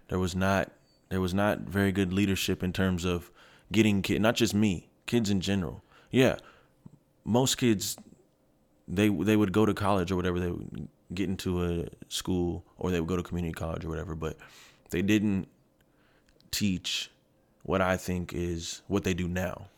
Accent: Kent, Washington, United States; born or raised there; moved away as an adult; also born or lived in Seattle / Federal Way / Germany / Red Deer, Alberta

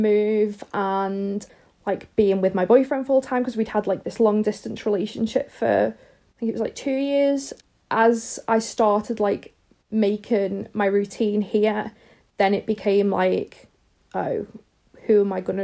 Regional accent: Liverpool, North West England, United Kingdom; moved away as an adult; now in Northamptonshire, United Kingdom; I'm originally from Liverpool in the UK, but I live in Northamptonshire

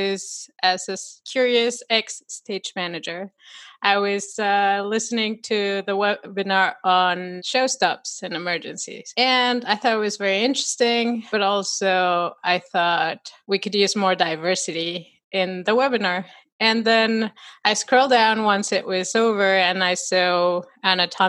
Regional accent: Mexico; moved away as an adult; also born or lived in Dubai / United States; now in North Carolina, United States; I was born and raised in Mexico

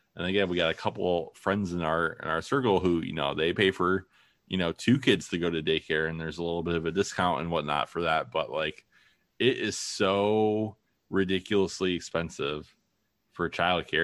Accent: Toledo, Ohio, United States; also born or lived in Maine / Madison, Wisconsin; my wife and I are both from Toledo, more or less. Uh, you know, I was born in Maine, but I still just tell people I'm from Toledo.

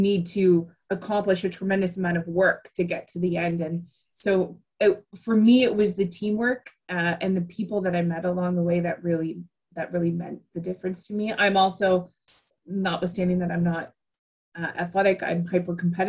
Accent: Ottawa, Ontario, Canada; growing up in Ottawa or around Ottawa

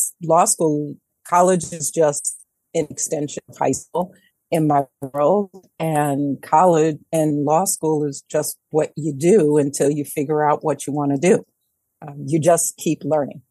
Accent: Detroit, Michigan, United States; moved away as an adult; also born or lived in New York; I am born and raised in Detroit proper

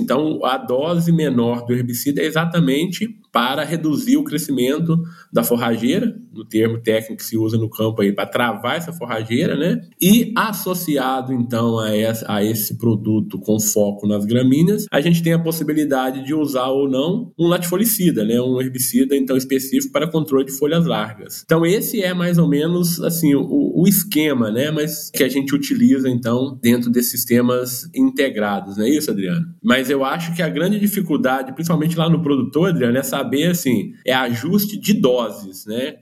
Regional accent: Minas Gerais, Brazil; como um bom mineiro aqui

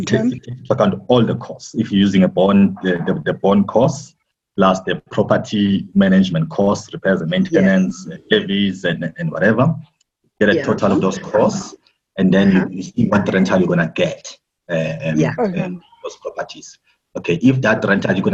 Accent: KwaZulu-Natal, South Africa; now in Johannesburg, South Africa; I'm from Johannesburg, South Africa, but I was born and bred in KZN, and ngabhunguka ngeza eJohannesburg like everybody else

